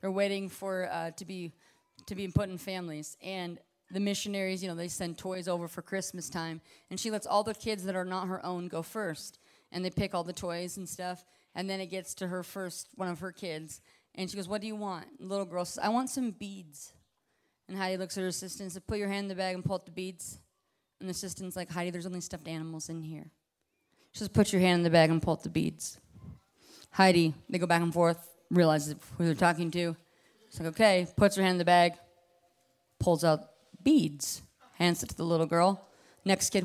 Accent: Alaska, United States; Growing up the way I grew up in Alaska

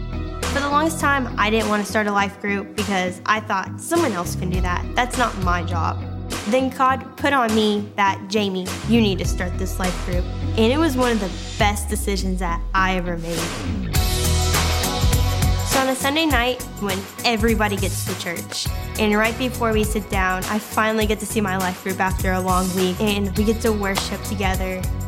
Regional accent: Nashville, Tennessee, United States; I'm from the Nashville area

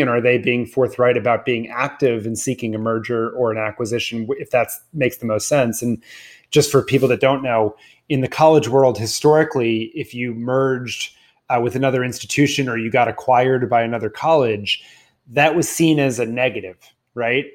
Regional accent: Washington, District of Columbia, United States; I grew up in Washington, D C

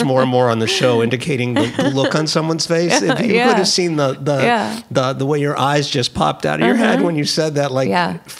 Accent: Florida, United States; I grew up in Florida.

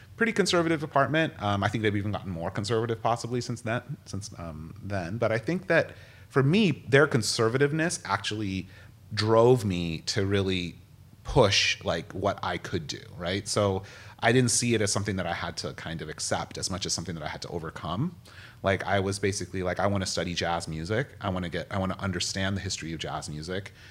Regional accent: United States; growing up in America

